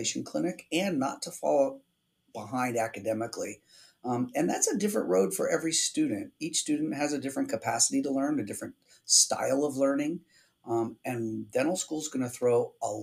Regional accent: Pennsylvania, United States; now in Arizona, United States; I grew up in Pennsylvania, we had great snow in the winter to make snowmen

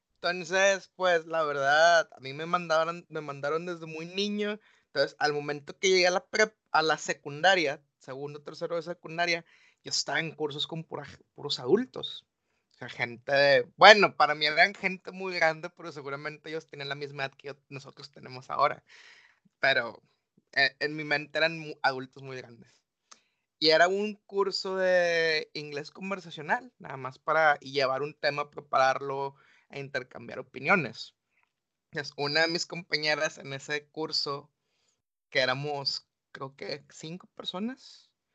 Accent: Mexico; sí soy mexicano

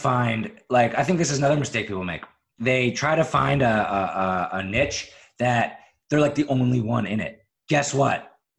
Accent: Philadelphia, Pennsylvania, United States; also born or lived in Syracuse / Chicago; now in Charleston, United States; I lived in Syracuse, New York. I lived in Chicago for a couple of years. And then, I'm really pretty much from Philadelphia.

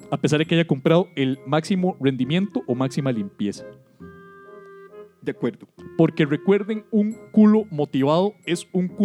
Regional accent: Colombia; Somos chismosas colombianas

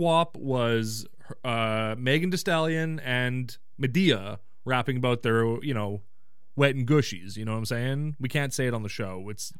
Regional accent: Canada; I said Kraft because I'm an idiot. I'm a Canadian idiot.

